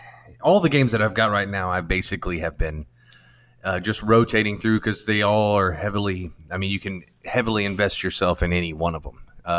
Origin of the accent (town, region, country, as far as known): United States